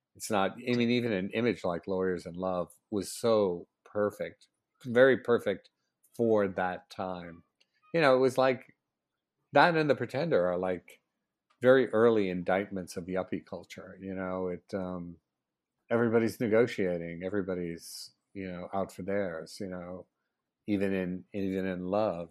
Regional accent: New York, United States; moved away as an adult; also born or lived in Philadelphia area; I'm from New York originally, and I moved back to New York

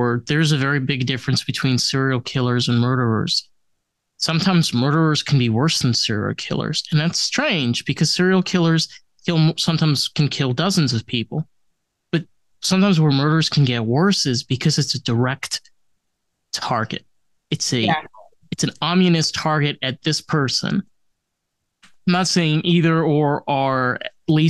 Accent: New York, United States; now in Florida, United States; I grew up in New York

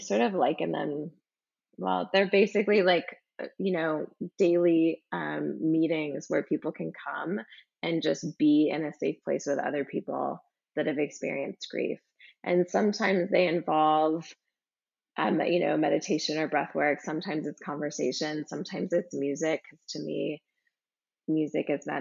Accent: California, United States; I grew up in California on the beach

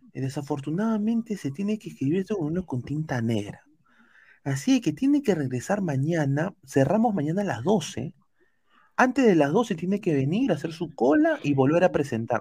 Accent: Peru; now in United States; somos peruanos

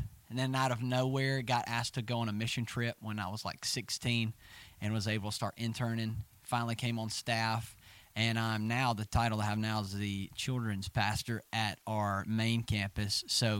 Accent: Coleman, Alabama, United States; So, I grew up in Coleman, Alabama. And as Parker said, we are family. I am 24 years old and grew up pretty much went to church my whole life.

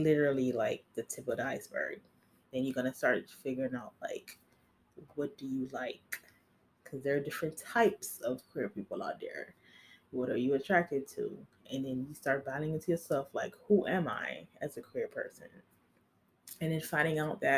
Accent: Haiti; moved away; I'm Haitian. I was born in Haiti

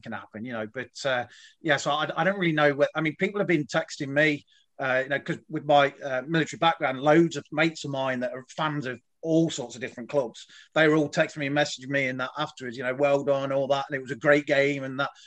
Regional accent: Leicester, East Midlands, United Kingdom; moved away as an adult; also born or lived in Goose Bay, Canada; now in Canada; I was born in Leicester, uh, born at the Bond Street Hospital there uh, back in 1970

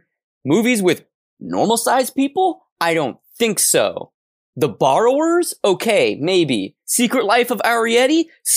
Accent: Scotland, United Kingdom; I understand what it's like to be a minority because I'm Scottish.

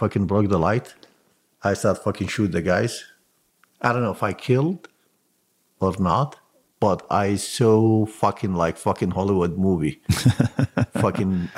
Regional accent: Mosul, Nineveh, Iraq; English is a second language; moved away as an adult; now in United States; I raise and born and raised in Mosul

